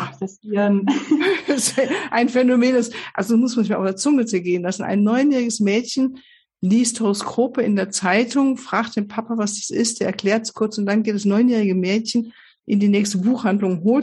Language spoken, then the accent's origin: German; Switzerland; born there; also born or lived in Poland; Ähm, wie schon kurz gesagt, eben im, ich bin in der Schweiz